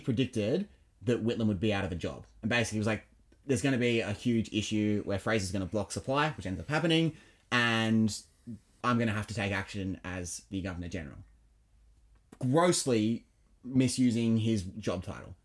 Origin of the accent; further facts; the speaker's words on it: United Kingdom; now in Australia; I was born in Britain. I'm, I'm a Brit.